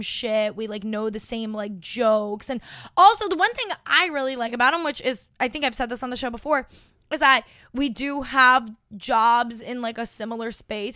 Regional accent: Long Island, New York, United States; my hometown

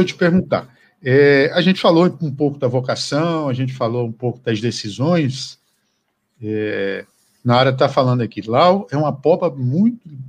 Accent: Acre, Brazil; eu sou do Acre

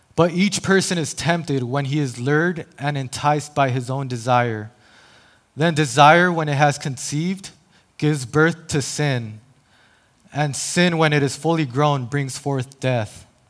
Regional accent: El Paso, Texas, United States; now in San Diego, United States; born and raised in El Paso, Texas

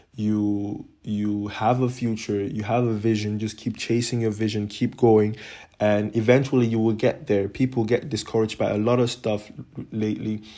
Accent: Cameroon; moved away as an adult; now in Netherlands; I'm initially from Cameroon, a small country in Central Africa. And I grew up, or I lived there till I was eighteen years of age

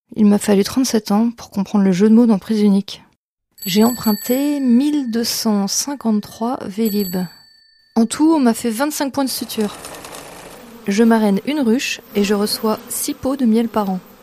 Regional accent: Paris, Île-de-France, France; je suis née à Paris, dans le 16e arrondissement

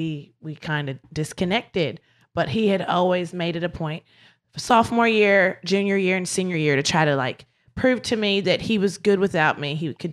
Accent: Ohio, United States; also born or lived in Charleston, South Carolina; Well, Charleston, South Carolina, I would go with my dad's for summers. And then the rest of the year I was around Ohio.

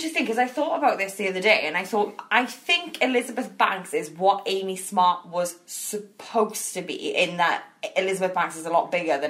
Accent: Welsh, Wales, United Kingdom; I'm Welsh.

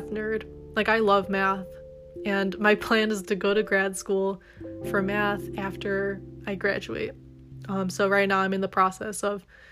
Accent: Detroit, Michigan, United States; also born or lived in Kalamazoo, Michigan; I'm originally from the Metro Detroit area

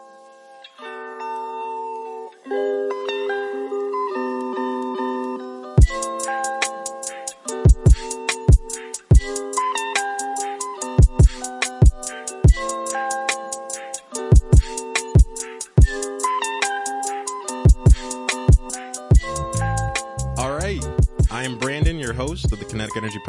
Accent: United States; growing up in America

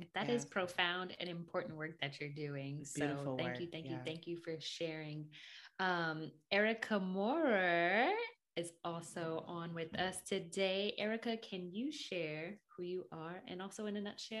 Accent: Saginaw, Michigan, United States; a fellow Michigander. I'm from Saginaw, just up the road.

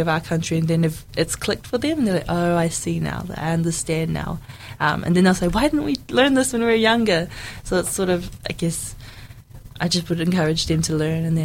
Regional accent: New Zealand; English is a second language; our life in New Zealand

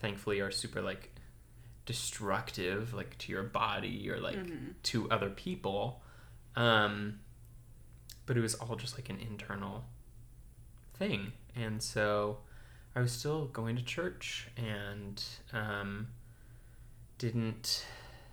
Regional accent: the Bible Belt, United States; growing up in the Bible Belt

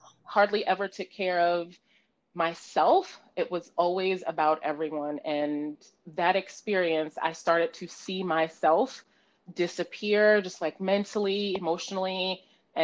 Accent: New York City, New York, United States; I am born and raised in the Bronx, New York. Proud New Yorker, proud girl from the Bronx.

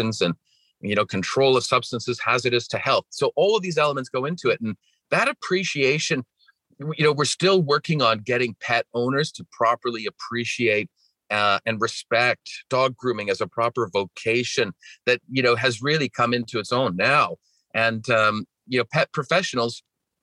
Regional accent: British Columbia, Canada; accent: Canadian; My accent is from Canada. I grew up in Western Canada and British Columbia.

